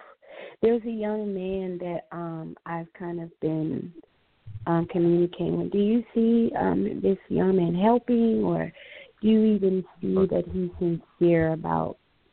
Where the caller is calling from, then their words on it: Florida, United States; Yes, hi. I'm calling from Florida.